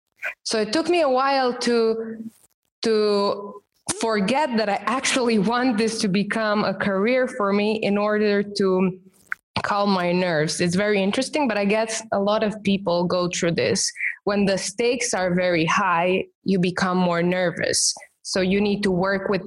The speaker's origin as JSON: {"language": "English", "country": "Romania", "first_language": "Romanian", "second_language": "English", "said": "my native language, which is Romanian"}